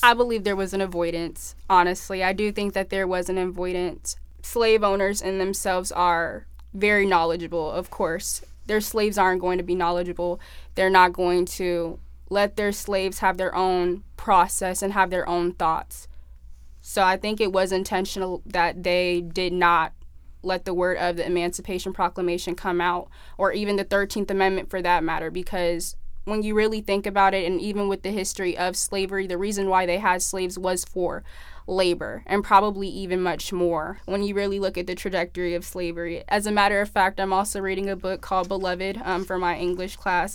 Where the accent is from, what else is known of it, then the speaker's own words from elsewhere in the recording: California, United States; now in Arizona, United States; I'm originally from California